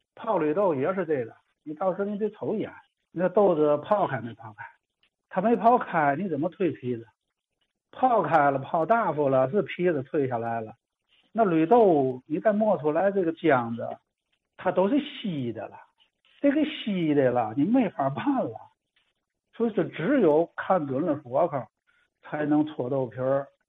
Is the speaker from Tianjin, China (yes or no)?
yes; Tianjin, China; 咱们天津这边儿这几代人之后发音呢，就是我们家人是我父亲，直接就管它叫嘛，叫烙子